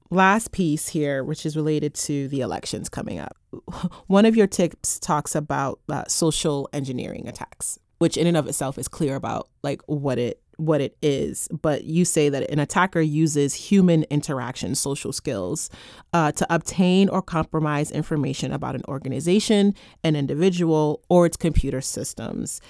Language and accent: English; United States; me as an American